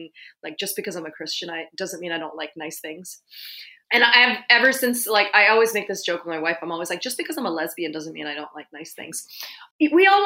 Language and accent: English; London, United Kingdom; now in Bay Area, United States; I was born in London.